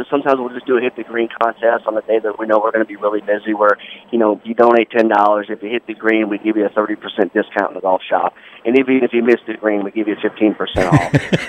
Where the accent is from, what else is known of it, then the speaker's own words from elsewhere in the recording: Providence, Kentucky, United States; You know, I grew up, to be honest, I grew up in Providence, Kentucky, which is about 3 hours